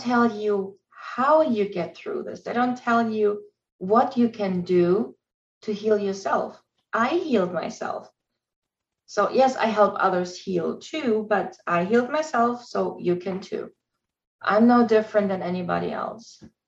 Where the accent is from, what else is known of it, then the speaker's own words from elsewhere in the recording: Germany; English is a second language; moved away; I'm originally from Germany. English is my second language.